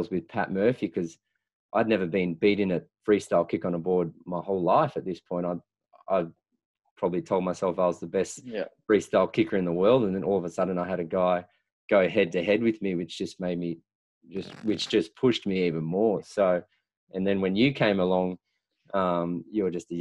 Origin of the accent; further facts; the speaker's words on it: Wollongong, New South Wales, Australia; moved away as an adult; I come from Wollongong